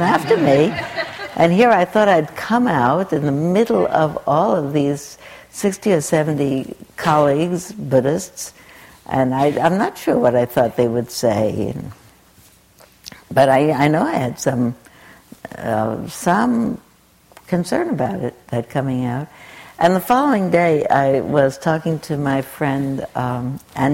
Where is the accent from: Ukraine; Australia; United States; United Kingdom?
United States; New York City, New York; I am a nice Jewish girl from Brooklyn. I grew up, I was born in 1936 in Brooklyn